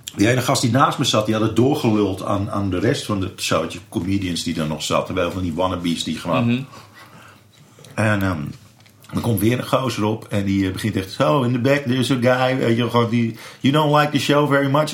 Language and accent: Dutch; Amsterdam, North Holland, Netherlands; dat ik uit Amsterdam kwam